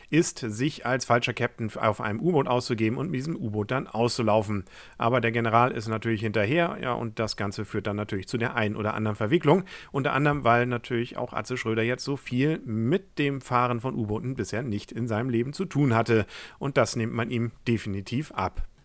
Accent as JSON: {"language": "German", "town": "Kiel", "region": "Schleswig-Holstein", "country": "Germany", "said": "Was mich als Kieler natürlich gefreut hat, war, dass an einer Stelle mal Laboe, was ein Art Vorort von Kiel ist, genannt wurde, und Eckernförde, was ein Nachbarort von Kiel ist."}